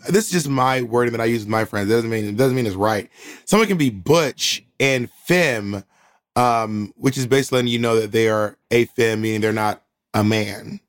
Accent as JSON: {"language": "English", "town": "Columbus", "region": "Georgia", "country": "United States", "tie": "born or raised there", "also_born_or_lived": "Atlanta, Georgia", "said": "I grew up in Columbus, Georgia"}